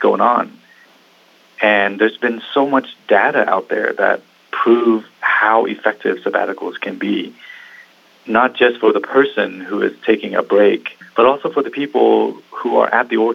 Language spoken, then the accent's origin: English; Vietnam; now in Seattle, United States; I was born in Vietnam, and my family, we left Vietnam in 89. And it came over here